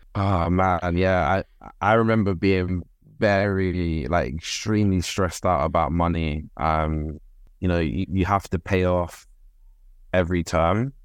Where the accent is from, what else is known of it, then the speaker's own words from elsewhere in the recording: London, United Kingdom; I grew up in Birkengreen, Whitechapel